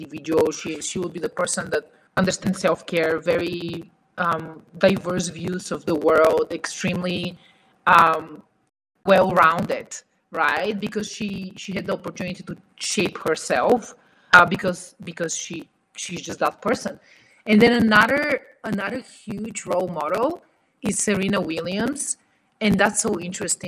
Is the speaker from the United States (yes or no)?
no; Bulgaria; moved away; in Eastern Europe, where I come from Bulgaria